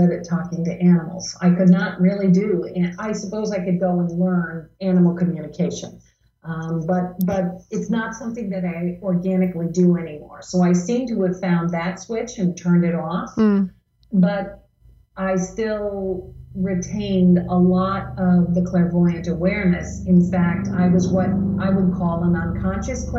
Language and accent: English; New Jersey, United States; I grew up in New Jersey